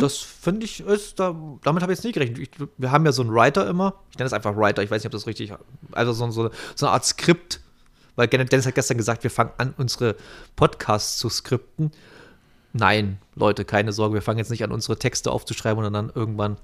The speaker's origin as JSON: {"language": "German", "area": "the East", "region": "eastern Germany", "country": "Germany", "said": "bei uns im Osten"}